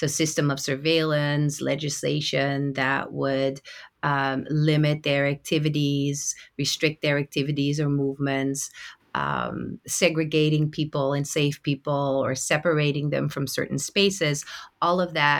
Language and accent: English; Netherlands; English is a second language; So I am from the Netherlands, born and raised.